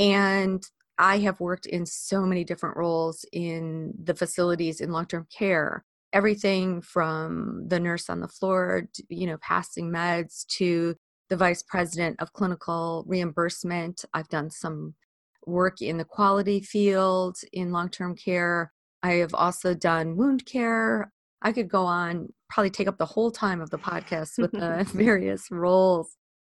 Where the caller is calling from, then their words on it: Ely, Minnesota, United States; also born or lived in Chicago, United States; I am thrilled to be joining you today from Ely, Minnesota. That is where I live. I moved here from Chicago a few years ago.